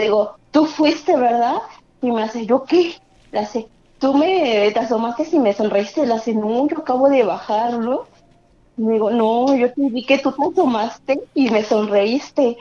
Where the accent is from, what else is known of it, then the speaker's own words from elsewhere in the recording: Naucalpan, State of Mexico, Mexico; De Estado de México, en Naucalpan